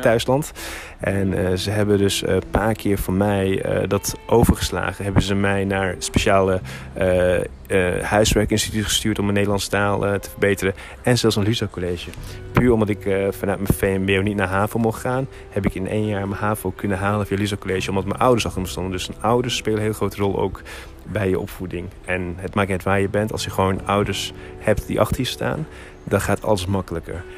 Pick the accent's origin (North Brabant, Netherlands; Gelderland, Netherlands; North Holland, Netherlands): North Holland, Netherlands; Hilversum; also born or lived in Turkey; ik ben hier geboren in Hilversum. Eh, van mijn zevende tot mijn elfde jaar ben ik naar Turkije gegaan.